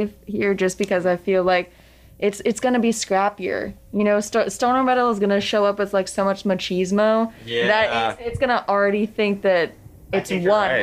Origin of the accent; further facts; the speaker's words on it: Pennsylvania, United States; I'm from Pennsylvania